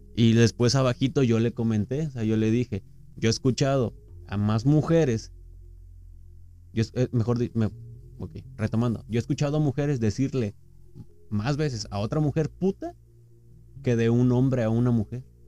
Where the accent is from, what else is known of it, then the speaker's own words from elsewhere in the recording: Mexico; Como mexicanos somos bien chingones